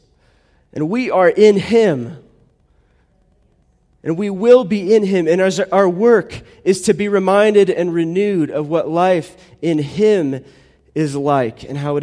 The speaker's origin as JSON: {"language": "English", "country": "United States", "said": "I'm American"}